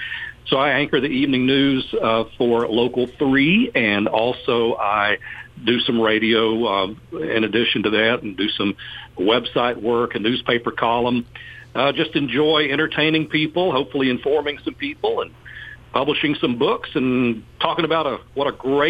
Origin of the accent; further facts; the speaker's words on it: Bryant, Alabama, United States; moved away as an adult; now in Chattanooga, United States; I'm a local boy. I grew up in Bryant, Alabama, about 30 miles southwest of Chattanooga near Trenton, Georgia